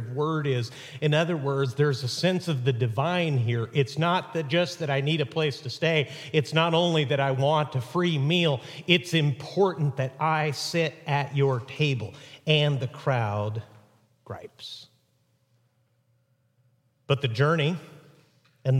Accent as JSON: {"language": "English", "country": "Mexico", "tie": "born or raised there", "moved": "yes", "said": "where I grew up in Mexico"}